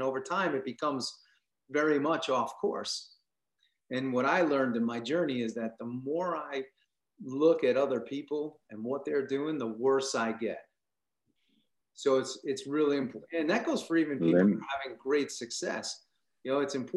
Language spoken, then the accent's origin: English; Long Island, New York, United States; I grew up in New York. So, you know, I grew up on Long Island